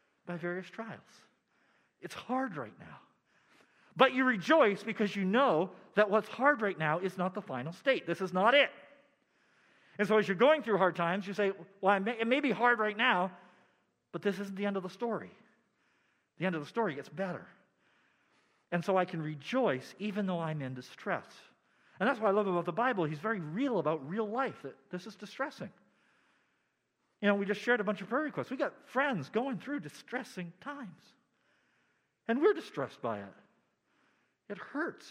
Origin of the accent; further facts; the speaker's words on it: United States; as American believers